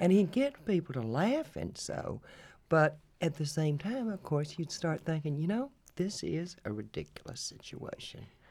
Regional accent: Lovelady, Texas, United States; accent: Texas accent; also born or lived in Minneapolis, Minnesota; grew up in, in a small town in East Texas, Love Lady, Texas

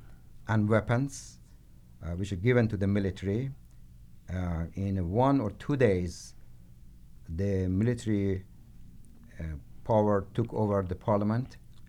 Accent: Tehran, Tehran Province, Iran; moved away as an adult; now in United States; Yes, I was born in Tehran, and I left Tehran, and I came to U.S. To study political science and other humanities.

